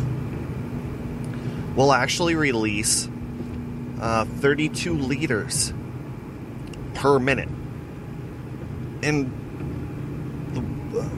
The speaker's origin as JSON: {"language": "English", "town": "Weyburn", "region": "Saskatchewan", "country": "Canada", "tie": "born or raised there"}